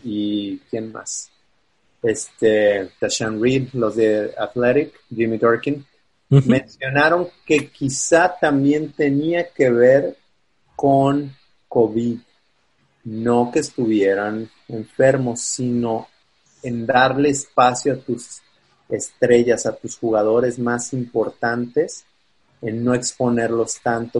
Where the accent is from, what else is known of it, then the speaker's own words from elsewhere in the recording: Guadalajara, Jalisco, Mexico; moved away as an adult; now in Chicago, United States; Soy de Guadalajara.